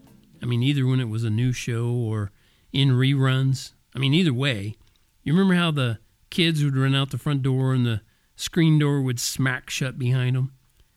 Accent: Oklahoma, United States; also born or lived in Texas / Kansas; That's what we always called them when I was growing up in Oklahoma and Texas and Kansas.

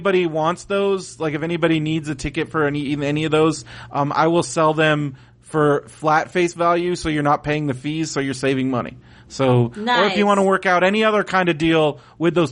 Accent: San Diego, California, United States; I'm from San Diego

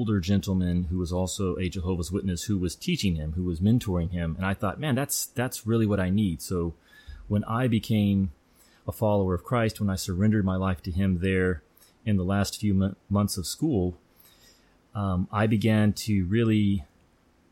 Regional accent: the Bible Belt, United States; I grew up in the Bible Belt

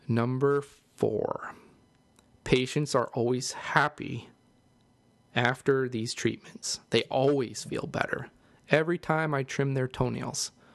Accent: East Coast, United States; now in St. Louis, United States; I know I'm living here in Saint Louis, but, uh, I'm from the East Coast

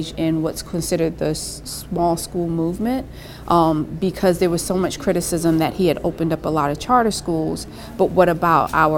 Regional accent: New York City, New York, United States; being born and raised in Brooklyn

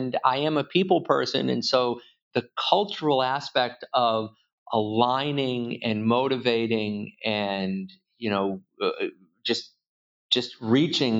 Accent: Worcester, Massachusetts, United States; also born or lived in Boston, Massachusetts; I was born in Worcester and I live just outside of Boston. So I haven't made it very far, about 40 miles in 53 years

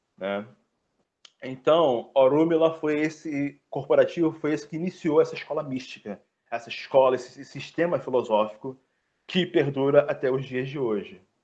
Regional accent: Brazil; somos brasileiros

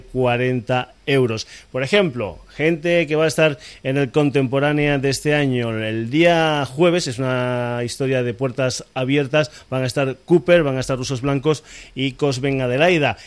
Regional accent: Extremadura, Spain; aquí no podía faltar algo de mi tierra. Nos vamos para Extremadura.

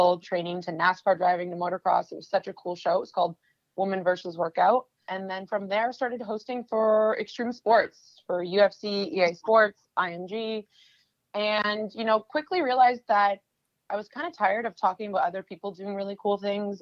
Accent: Canada; moved away as an adult; now in New York, United States; I'm originally from Canada

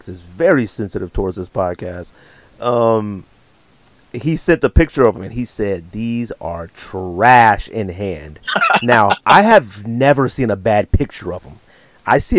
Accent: Bay Area, West Coast, California, United States; I lived in the Bay Area

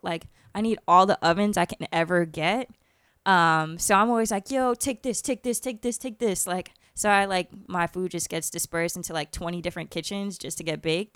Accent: Orlando, Florida, United States; I'm Irish and Puerto Rican, and I grew up in Orlando

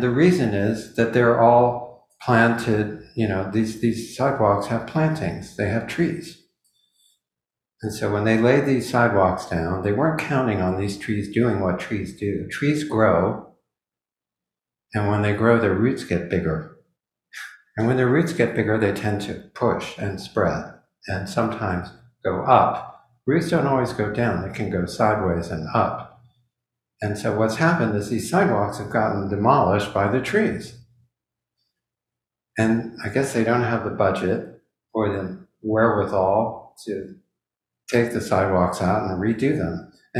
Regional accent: Midwest, United States; When I was growing up in the Midwest

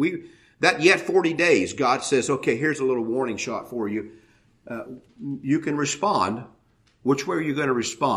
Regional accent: United States; as an American

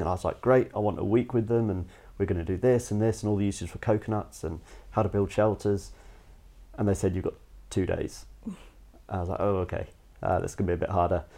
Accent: Cayman Islands; moved away; also born or lived in United States; I was born in the States. When I was about four, moved over to an island in the Caribbean, the Cayman Islands, and just had a, a little bit of sort of a feral up, bringing, I guess, as a kid.

